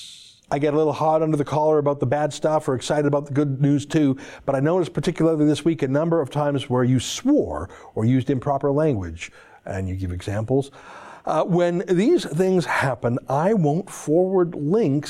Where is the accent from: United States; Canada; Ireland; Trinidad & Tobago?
Canada; as a Canadian